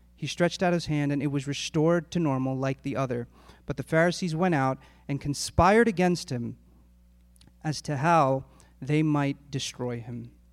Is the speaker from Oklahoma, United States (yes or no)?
no; Philadelphia, Pennsylvania, United States; my family and I, we grew up in Northeast Philadelphia